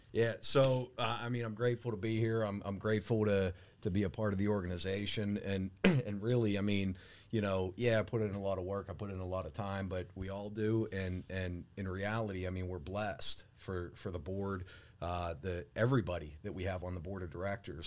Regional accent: Pittsburgh, Pennsylvania, United States; being a Pittsburgh guy, Um, born and raised in Pittsburgh

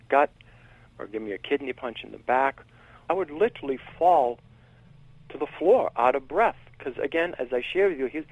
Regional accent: Billerica, Massachusetts, United States; also born or lived in Boston, Massachusetts / Cambridge, Massachusetts; the family I was part of moved up to Billerica, Mass

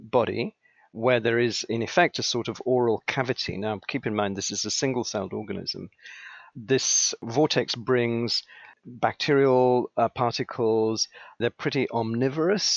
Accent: England, United Kingdom; also born or lived in Sri Lanka; now in United States; I was born in Sri Lanka, Ceylon, as it was called at the time. I grew up in England. My father was in the Foreign Service. We got transferred to England, and England became home

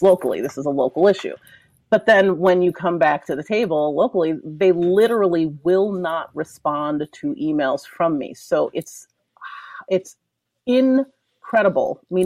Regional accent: East Coast, United States; now in Elmhurst, United States; I'm from the East Coast originally

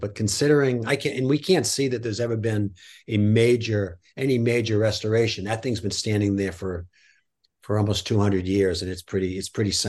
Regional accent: Portland, Maine, United States; I grew up in the Portland area in the '60s, and there were some great rock and roll concerts.

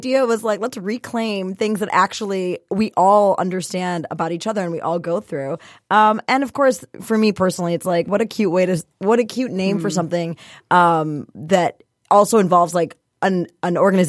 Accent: Michigan, United States; also born or lived in India; So I was actually born in India, but I moved here when I was one. So I'm effectively born and raised in Michigan.

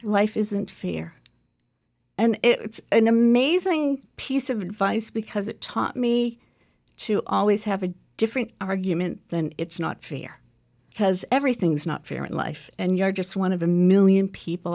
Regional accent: Chelsea, Massachusetts, United States; I grew up in Chelsea, Mass, so I'm a city girl

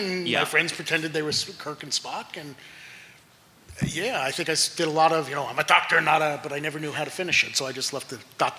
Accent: New York City, New York, United States; I grew up in Brooklyn

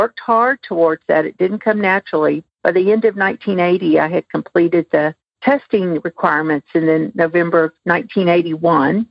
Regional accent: Elgin, Texas, United States; I grew up in Elgin, which is located outside of Austin

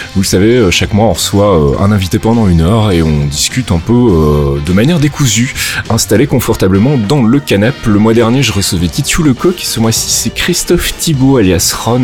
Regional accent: Rixensart, Wallonia, Belgium; une école communale de, de petit village où j'habitais qui s'appelait Rexensart

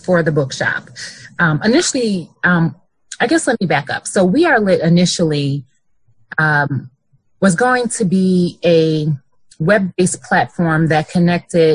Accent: Bolingbrook, Illinois, United States; moved away as an adult; now in Grand Rapids, United States; I am from the Chicagoland area, a suburb called Bolingbrook.

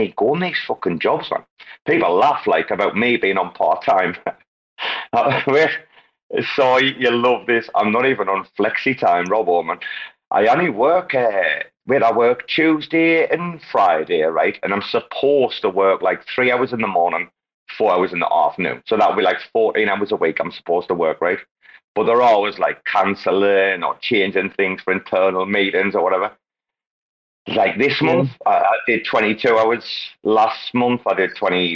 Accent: United Kingdom; now in Thailand; I'm not American. I do live in Thailand. I am British

